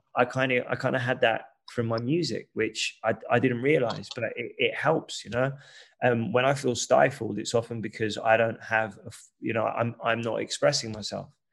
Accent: London, United Kingdom; growing up in East London

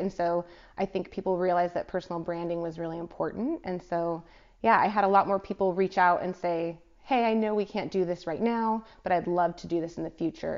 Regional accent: California, United States; moved away as an adult; also born or lived in Pacific Northwest / Hawaii; now in Melbourne, Australia; I'm actually from California. So from, hmm. from California, but I moved from the Pacific Northwest to Melbourne

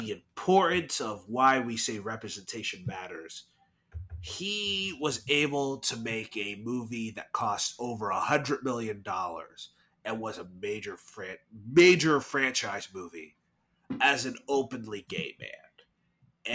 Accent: Irving, Texas, United States; my hometown, Irving, Texas

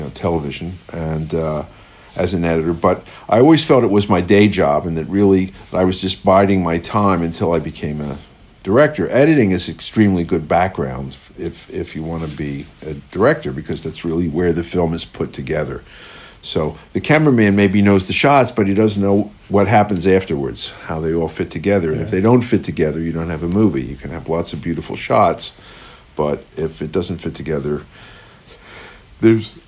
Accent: Philadelphia, Pennsylvania, United States; I grew up in Philadelphia

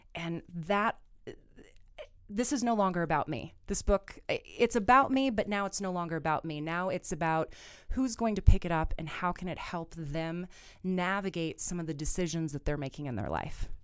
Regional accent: Kansas, United States; moved away; I'm originally from Kansas, being Miss Kansas. I have a few communities there, um, especially my hometown.

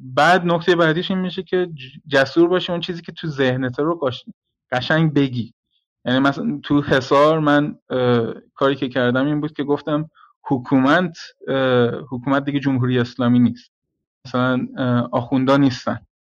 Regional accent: Gorgan, Golestan, Iran; محیط شهر خودمون رو در نظر گرفتم گرگان

